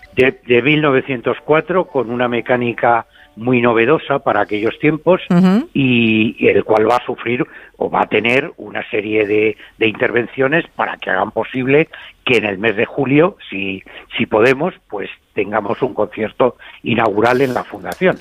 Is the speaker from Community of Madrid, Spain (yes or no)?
yes; Madrid, Community of Madrid, Spain; moved away as an adult; now in Abarca de Campos, Spain; Aunque yo soy de Madrid, pues actualmente vivo en Abarca de Campos.